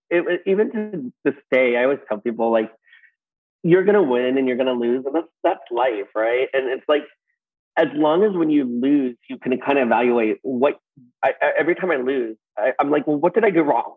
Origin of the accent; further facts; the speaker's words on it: Los Angeles, California, United States; in uh, Reseda, California